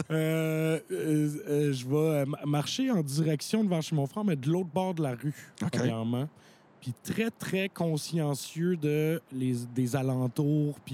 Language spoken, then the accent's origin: French; Longueuil, Quebec, Canada; Mais encore, moi, je viens de Longueuil.